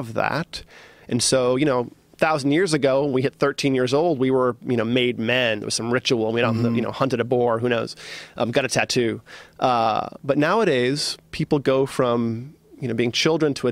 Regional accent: East Coast, United States; I grew up as like on the East Coast as a hard-nosed, you know, East Coaster

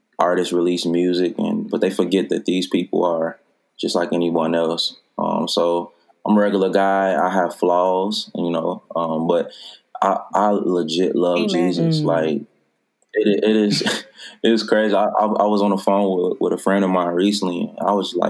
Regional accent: Chicago, Illinois, United States; I'm from Chicago

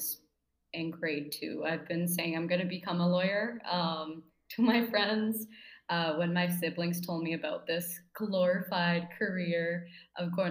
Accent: Abbotsford, British Columbia, Canada; moved away as an adult; now in Toronto, Canada; I was born and raised in Abbotsford, BC

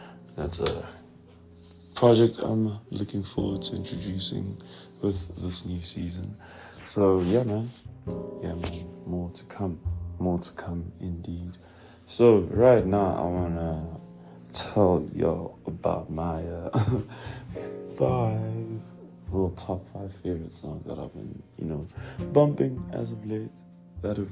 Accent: Pretoria, Gauteng, South Africa; I'm from Pretoria

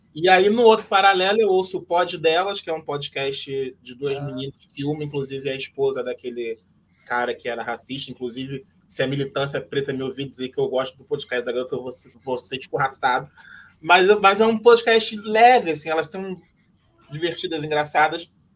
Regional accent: Nilópolis, Rio de Janeiro, Brazil; eu sou de Milópolis, meu avô era um dos fundadores da Beija-Flor

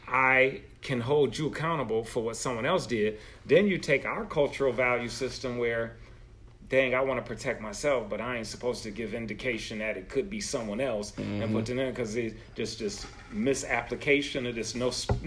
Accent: Buffalo, New York, United States; moved away; Me being from upstate New York, from Buffalo.

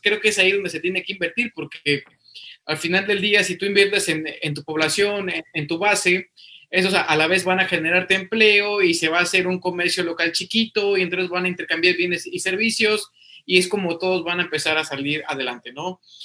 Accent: Mexico; nosotros como mexicanos

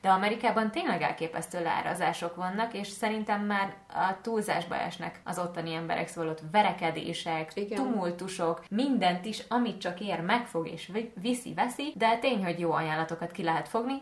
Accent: Hungary; magyar vagyok

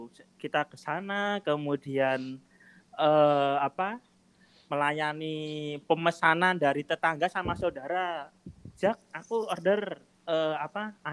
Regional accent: Yogyakarta, Special Region of Yogyakarta, Indonesia; sama-sama sama kita dari Jogja gitu.

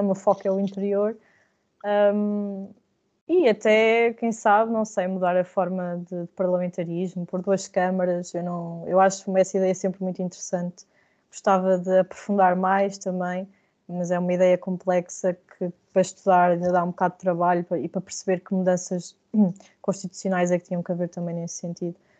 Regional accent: Viseu, Centro, Portugal; Viseu porque é o sítio onde eu cresci

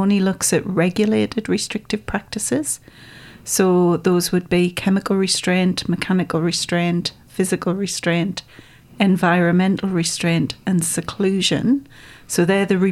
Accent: North East England, United Kingdom; accent: Geordie; moved away as an adult; also born or lived in Melbourne, Australia; now in Australia; I'm originally from the northeast of England, about 60 miles from the Scottish border, so people often think I'm Scottish, but I'm actually Geordie by background

